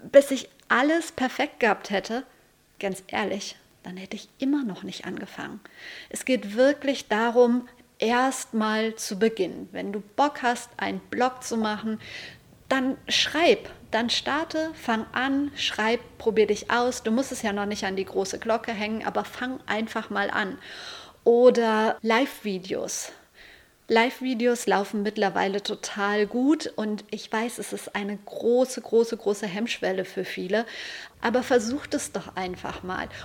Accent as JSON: {"language": "German", "town": "Lüdenscheid", "region": "North Rhine-Westphalia", "country": "Germany", "tie": "born or raised there", "said": "Ich komme aus Lüdenscheid und da gab es zwei Zeitungen, die Lüdenscheider Rundschau und die Lüdenscheider Nachrichten."}